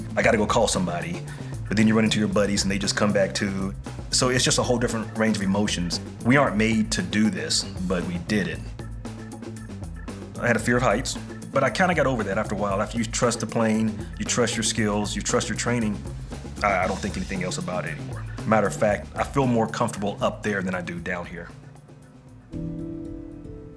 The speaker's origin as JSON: {"language": "English", "town": "Columbia", "region": "Tennessee", "country": "United States", "said": "I'm from Columbia, Tennessee"}